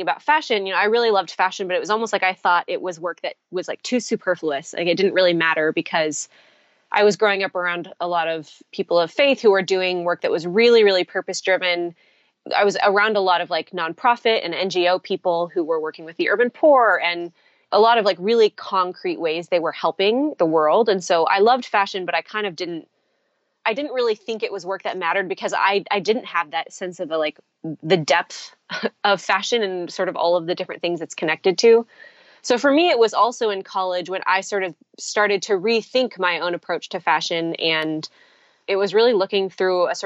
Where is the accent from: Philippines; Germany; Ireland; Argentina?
Philippines; Manila, Metro Manila; now in United States; I grew up in the Philippines